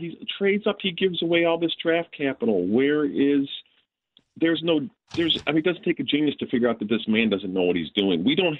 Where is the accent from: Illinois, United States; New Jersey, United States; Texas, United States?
Illinois, United States; Chicago; now in Rockford, United States; I'm originally from the Chicago area, but I have to live in the armpit of Illinois up in Rockford for work reasons. However, that being said, I've been a lifelong Bear fan. I'm 55 years old